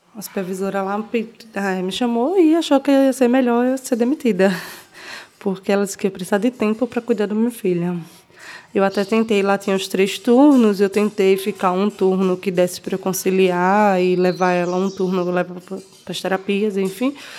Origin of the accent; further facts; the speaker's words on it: Belo Jardim, Pernambuco, Brazil; moved away as an adult; now in Recife, Brazil; Eu nasci em Belo Jardim. Eu sou de Belo Jardim, é o interior daqui de Pernambuco.